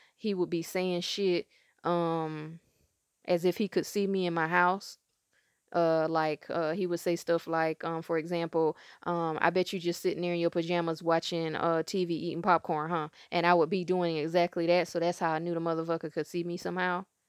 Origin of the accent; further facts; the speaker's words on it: South Carolina, United States; moved away; also born or lived in Durham, North Carolina; I'm from South Carolina. I ended up moving to Durham